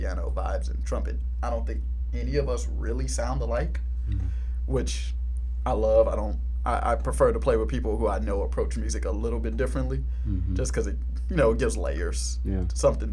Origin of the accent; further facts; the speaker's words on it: Houston, Texas, United States; also born or lived in Washington, D.C.; I was born in Washington, D.C. Moved to Houston, I think my mom tells me like 7 months. I was about six or seven months old. So I only know Houston. In this neighborhood, Third Ward. So raised in Third Ward